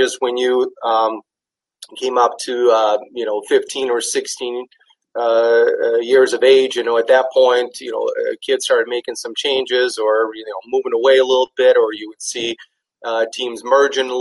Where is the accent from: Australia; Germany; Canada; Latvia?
Latvia; Riga; moved away as an adult; now in Stevens Point, United States; I grew up in the city called Riga, and Riga was the capital of Latvia.